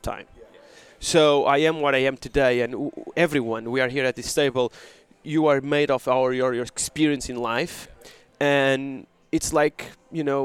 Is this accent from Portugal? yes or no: yes; Portugal; We are from Portugal